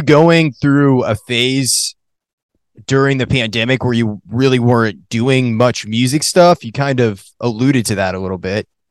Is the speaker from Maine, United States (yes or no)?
yes; Maine, United States; moved away; also born or lived in Colorado; I grew up in Maine